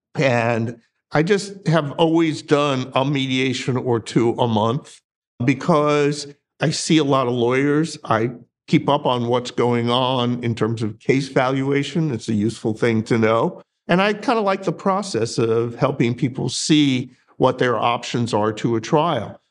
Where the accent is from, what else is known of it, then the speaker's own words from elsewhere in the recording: Northeast, United States; moved away as an adult; also born or lived in Colorado; now in North Carolina, United States; I grew up in the Northeast